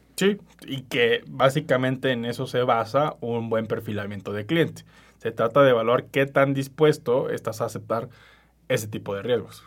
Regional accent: Mexico; en México

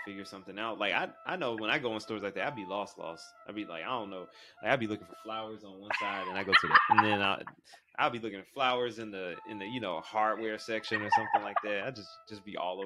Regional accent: Atlanta, Georgia, United States; I grew up in Atlanta

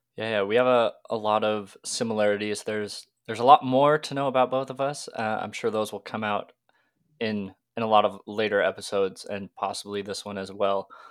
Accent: Washington, United States; I'm twenty years old, a car, car enthusiast through and through, growing up in Washington.

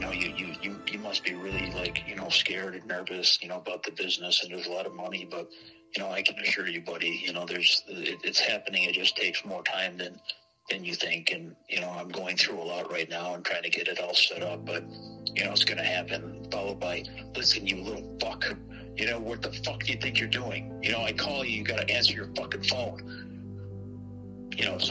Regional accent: Itasca, Illinois, United States; the house that we grew up in Itasca

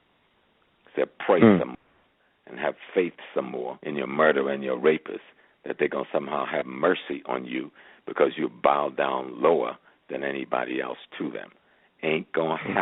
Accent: Georgetown, South Carolina, United States; accent: Geechee Gullah; I'm from South Carolina, so that's close to home. I'm a Geechee boy

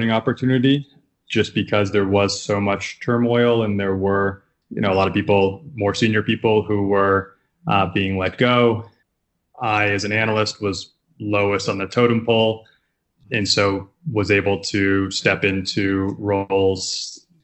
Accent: Bedford, New Hampshire, United States; moved away as an adult; now in New York City, United States; I grew up in Bedford, New Hampshire, a small town. Moved to New York after college

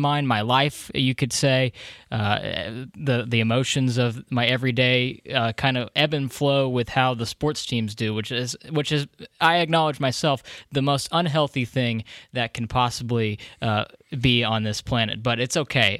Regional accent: Bedford, Texas, United States; moved away; I lived in Bedford for thirteen years

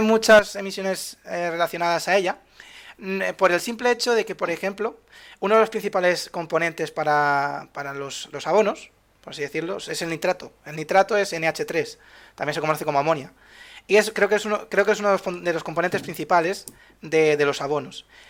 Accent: Spain; de Europa somos, somos la huerta de Europa

